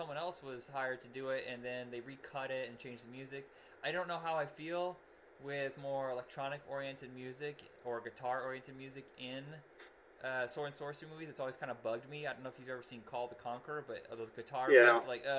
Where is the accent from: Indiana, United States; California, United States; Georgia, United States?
Indiana, United States; we're from Indiana.